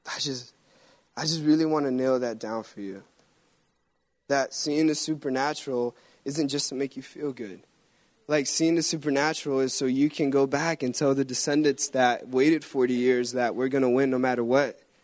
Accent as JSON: {"language": "English", "country": "Guatemala", "moved": "yes", "said": "I'm from Guatemala."}